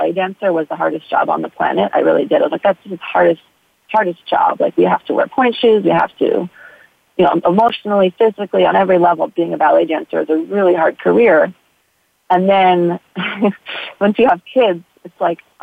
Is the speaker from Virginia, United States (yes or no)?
no; New York City, New York, United States; moved away as an adult; also born or lived in Texas / California; now in Hawaii, United States; I grew up in New York City